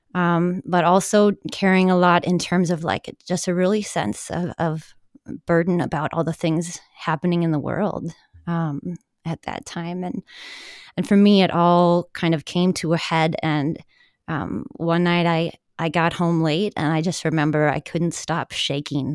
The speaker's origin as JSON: {"language": "English", "town": "Milwaukee", "region": "Wisconsin", "country": "United States", "tie": "born or raised there", "also_born_or_lived": "Madison, Wisconsin", "said": "I am kind of a Wisconsin girl, born and bred. I grew up in the Milwaukee suburbs"}